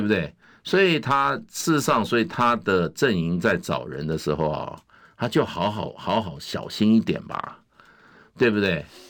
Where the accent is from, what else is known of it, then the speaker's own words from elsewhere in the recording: Taiwan; 我在台湾 这个好土生土长长长大